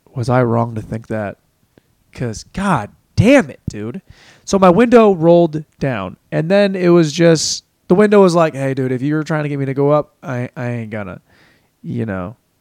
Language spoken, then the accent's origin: English; Washington, United States; moved away as an adult; also born or lived in Los Angeles; now in Austin, United States; we are from Washington State, went to Washington State